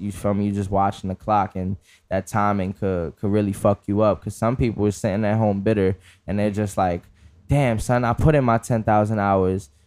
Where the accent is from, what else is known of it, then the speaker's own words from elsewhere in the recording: New York City, New York, United States; being from the Bronx